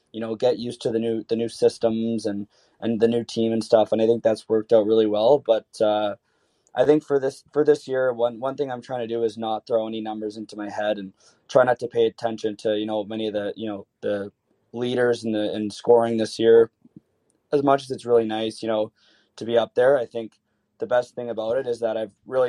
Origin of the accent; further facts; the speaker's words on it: Canada; as a Canadian player